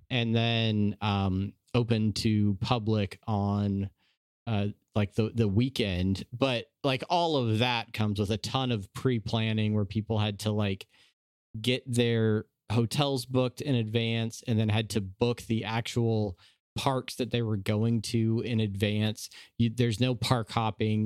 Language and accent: English; San Diego, California, United States; moved away as an adult; now in Omaha, United States; I grew up in Southern California. I grew up in, uh, San Diego